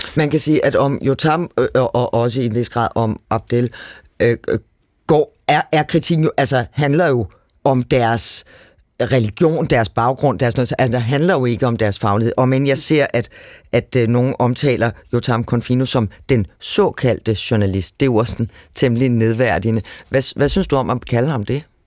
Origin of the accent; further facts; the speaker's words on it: Copenhagen area, Capital Region of Denmark, Denmark; Jeg stammer fra Københavnsområdet